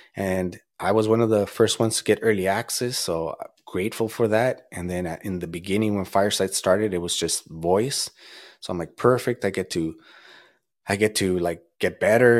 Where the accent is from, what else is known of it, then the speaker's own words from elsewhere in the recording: Azusa, California, United States; I'm from Azusa